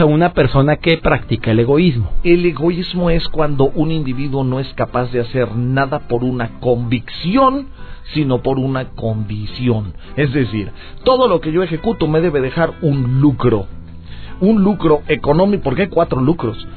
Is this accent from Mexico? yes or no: yes; Mexico